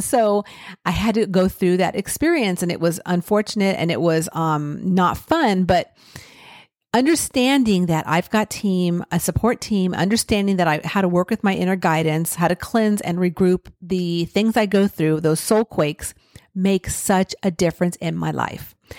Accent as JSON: {"language": "English", "region": "California", "country": "United States", "tie": "born or raised there", "said": "I grew up in California"}